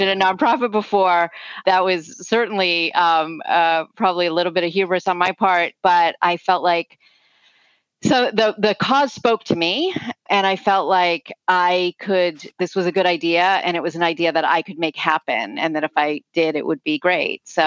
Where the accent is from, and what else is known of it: United States